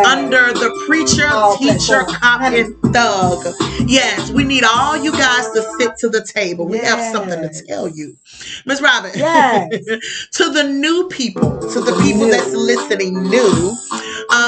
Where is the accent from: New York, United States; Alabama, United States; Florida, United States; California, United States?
Alabama, United States; Tuscaloosa; we are from Tuscaloosa.